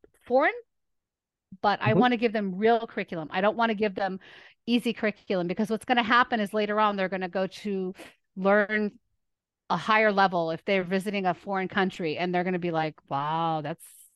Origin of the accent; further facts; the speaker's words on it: Lebanon; moved away; I was raised in Lebanon